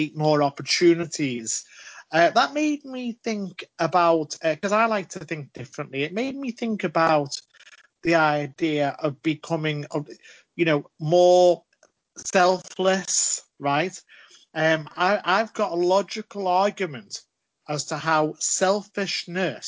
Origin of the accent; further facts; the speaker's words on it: Liverpool, North West England, United Kingdom; I'm from Liverpool, of course, famous for Yours or Yous, Giz a Job.